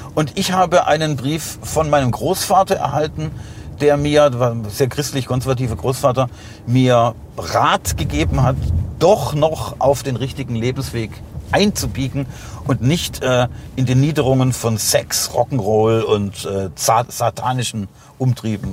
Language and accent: German; Heilbronn, Baden-Württemberg, Germany; moved away; wo ich aufgewachsen bin, die Schäuflenstraße